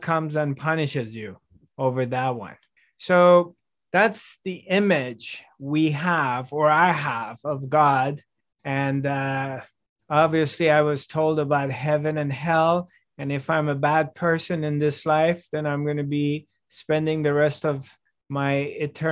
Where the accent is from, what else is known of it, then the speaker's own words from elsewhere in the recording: Iran; also born or lived in France; now in Los Angeles, United States; I was 5 years old, and we moved to from France to Iran. And so I'm growing up in Iran